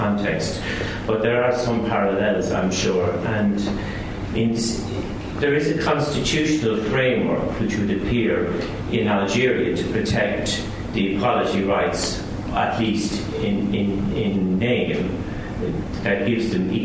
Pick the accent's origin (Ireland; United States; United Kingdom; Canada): Ireland; I'm a former teacher, but I'm Irish